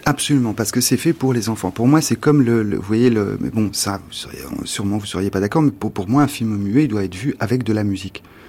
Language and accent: French; France; Quand on est français